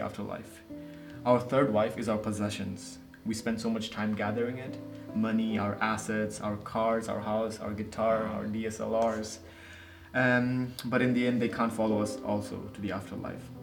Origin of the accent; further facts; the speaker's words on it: Nepal; moved away; from Nepal.